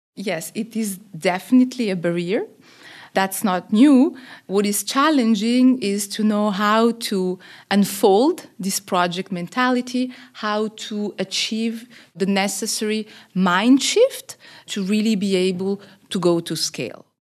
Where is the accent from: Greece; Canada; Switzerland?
Switzerland; moved away as an adult; now in Côte d'Ivoire; I am originally from Switzerland, but working and living in Côte d'Ivoire now for the last twelve years